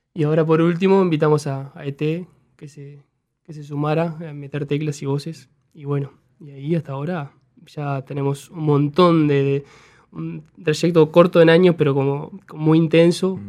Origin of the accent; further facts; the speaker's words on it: Juan Lacaze, Colonia, Uruguay; moved away; also born or lived in Montevideo; Somos tres de Juan Lacase